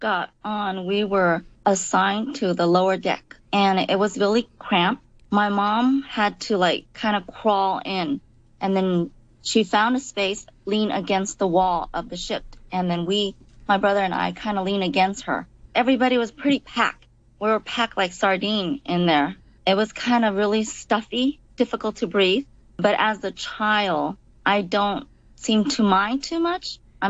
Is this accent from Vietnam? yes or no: yes; Vung Tau, Ba Ria-Vung Tau, Vietnam; moved away; We were in Yong Tau in Vietnam. So we were in Yong Tau, and that morning, we went to a place called